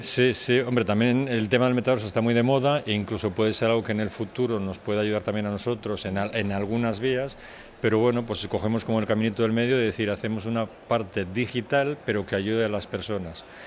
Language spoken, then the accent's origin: Spanish; Bilbao, Basque Country, Spain; yo soy de Bilbao